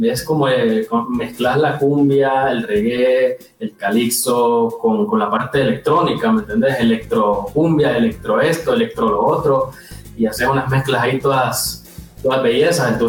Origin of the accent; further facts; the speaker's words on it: Valle de Ángeles, Francisco Morazán, Honduras; born there; Bueno, yo nací en Valle de Ángeles